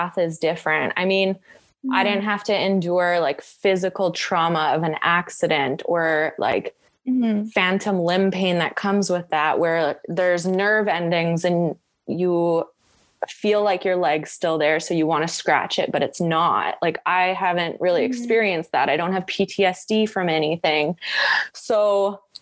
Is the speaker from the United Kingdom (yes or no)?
no; Edmonton, Alberta, Canada; I'm from Edmonton. Like, I grew up near Banff and Jasper